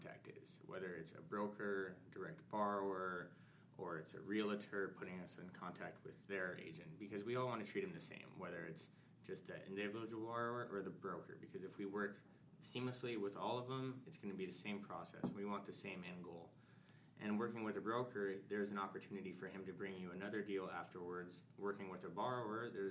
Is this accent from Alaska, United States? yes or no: yes; Alaska, United States; moved away as an adult; now in California, United States; I'm from Alaska